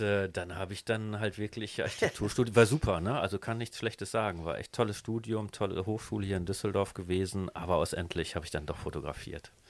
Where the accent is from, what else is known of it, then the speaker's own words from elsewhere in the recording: Leiden, South Holland, Netherlands; now in Germany; ich bin in Holland geboren, 69, in, in Leiden